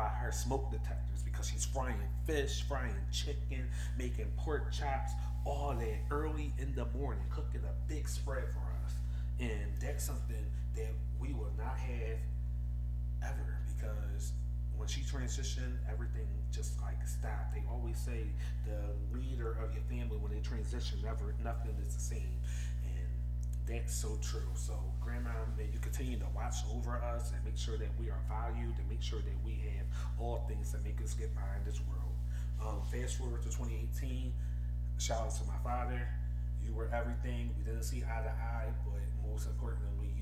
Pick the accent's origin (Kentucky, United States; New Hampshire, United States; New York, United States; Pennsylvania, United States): Pennsylvania, United States; Philadelphia; I'm from Philadelphia